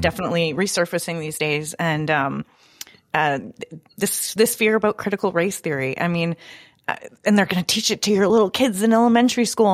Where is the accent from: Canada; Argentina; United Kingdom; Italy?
Canada; I'm from Canada